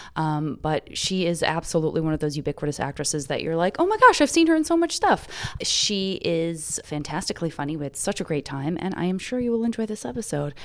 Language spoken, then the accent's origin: English; the West, United States; now in Los Angeles, United States; growing up in the West